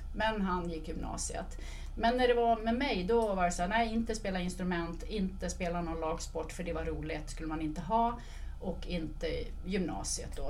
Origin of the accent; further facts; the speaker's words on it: Dalarna County, Sweden; Men jag är uppvuxen i Dalarna